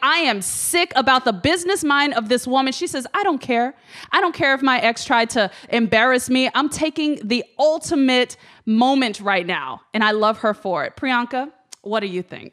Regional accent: Memphis, Tennessee, United States; growing up in Memphis

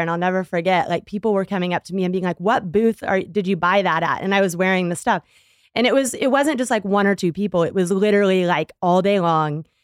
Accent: Texas, United States; I grew up in Texas

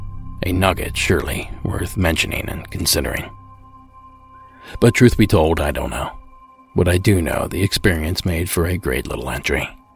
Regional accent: Ohio, United States; my home state of Ohio.

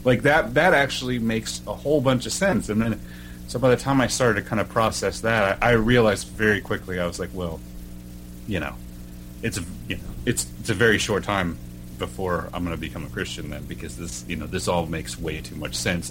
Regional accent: Oklahoma, United States; moved away as an adult; now in Washington, United States; I'm originally from Oklahoma

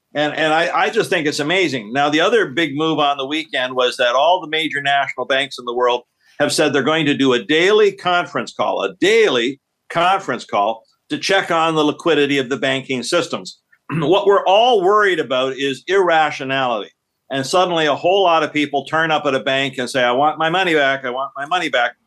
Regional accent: Canada; being Canadian

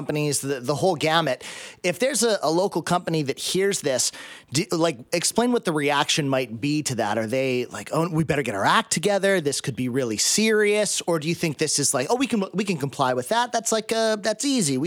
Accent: Lower Mainland, British Columbia, Canada; I grew up in the Lower Mainland. I've been here for 40 years

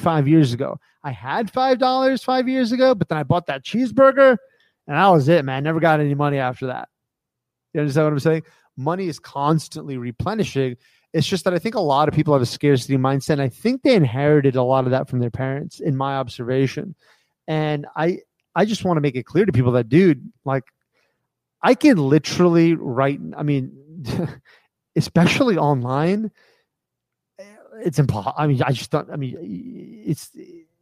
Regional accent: United States; I grew up in America

